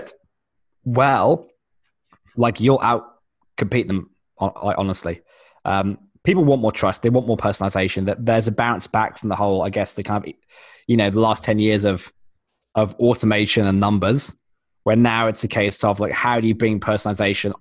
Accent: United Kingdom; moved away; I am British originally

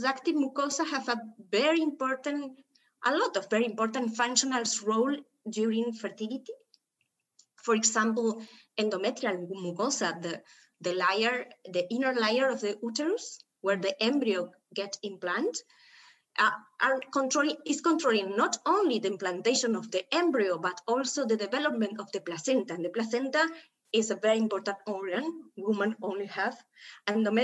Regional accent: Buenos Aires, Argentina; I came from Argentina. I'm from Buenos Aires

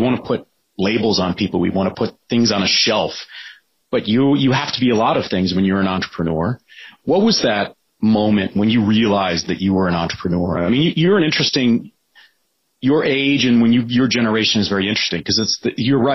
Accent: Detroit, Michigan, United States; I grew up in Detroit.

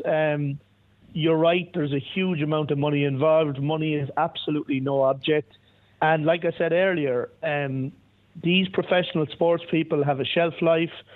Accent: Ireland; as an Irish guy

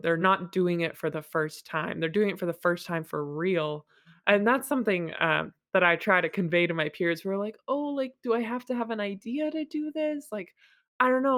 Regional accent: Massachusetts, United States; moved away as an adult; also born or lived in San Francisco; now in Houston, United States; I had spent most of my life in Massachusetts

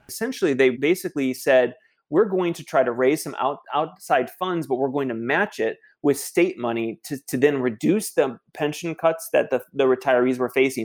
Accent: Michigan, United States; my hometown in Michigan

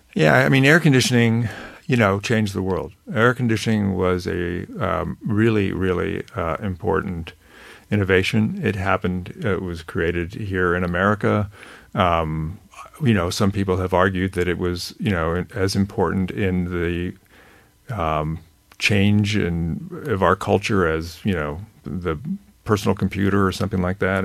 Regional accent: California, United States; I grew up in California

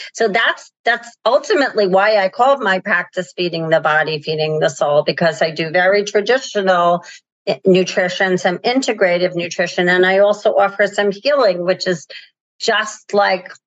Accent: Northeast, United States; I'm from the Northeast

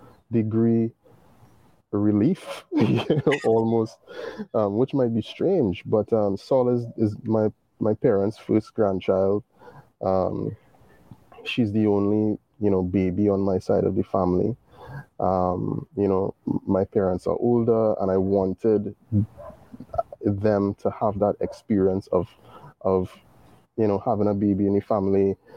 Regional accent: Trinidad & Tobago; being Caribbean, being West Indian, and being born in the time that I was born

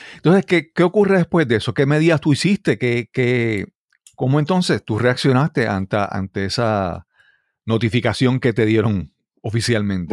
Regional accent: Puerto Rico; como puertorriqueño

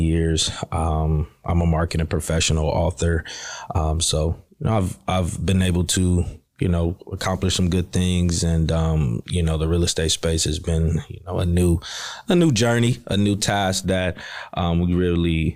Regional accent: Cleveland, Ohio, United States; moved away as an adult; now in Houston, United States; We're from Cleveland, Ohio. So we located here in Houston it's going on 3 years.

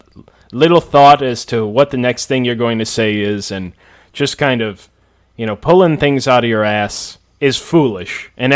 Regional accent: Montana, United States; I'm from Montana, so...

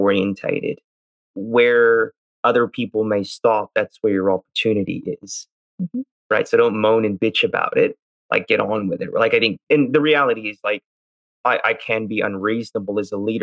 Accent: United States; I'm Indian, grew up in the US

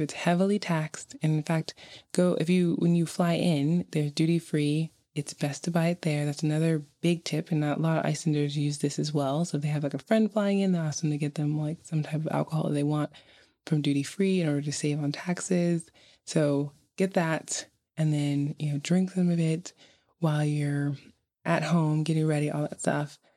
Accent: New York City, New York, United States; moved away as an adult; now in Reykjavik, Iceland; I was actually born and raised in Brooklyn, New York

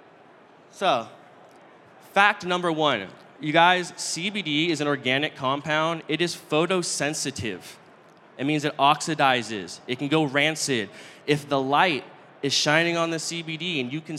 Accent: Northern California, United States; I'm from Northern California

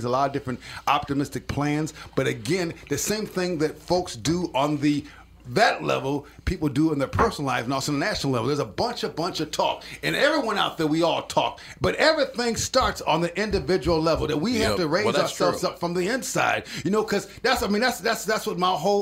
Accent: Minneapolis, Minnesota, United States; right here in Minneapolis. North Minneapolis, right here on the north side

